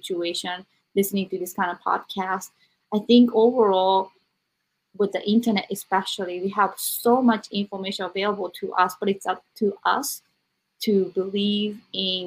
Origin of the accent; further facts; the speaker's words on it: Japan; now in United States; I grew up in Japan, now in America